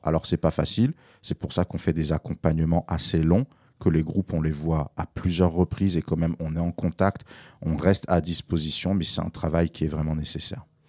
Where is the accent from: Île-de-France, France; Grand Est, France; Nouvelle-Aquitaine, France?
Île-de-France, France; Paris; j'ai grandi entre Barbès et Stalingrad dans les années 80 et 90